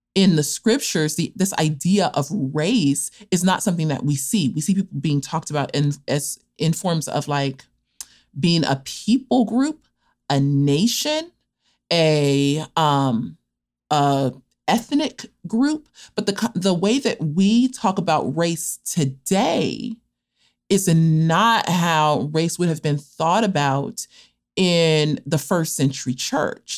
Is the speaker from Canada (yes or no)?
no; Los Angeles, California, United States; also born or lived in Cape Town, South Africa; I am from Los Angeles, California, from an area known as South Central Los Angeles, and was born and spent the first about 15 years of my life there